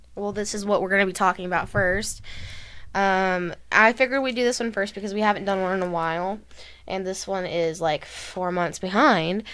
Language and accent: English; Texas, United States; we're from Texas